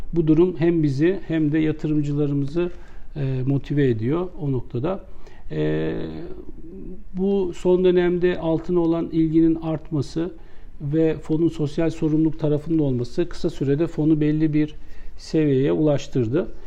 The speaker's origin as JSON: {"language": "Turkish", "region": "Istanbul", "country": "Turkey", "tie": "born or raised there", "said": "ben 1969 İstanbul doğumluyum"}